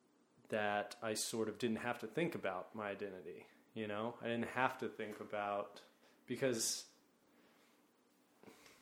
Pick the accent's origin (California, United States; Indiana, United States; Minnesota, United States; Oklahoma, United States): Oklahoma, United States; now in New York, United States; I'm from Oklahoma